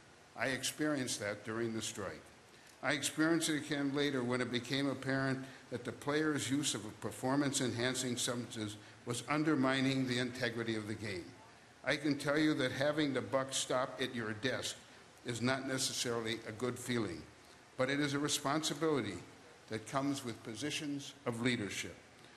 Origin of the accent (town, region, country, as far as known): Milwaukee, Wisconsin, United States; born or raised there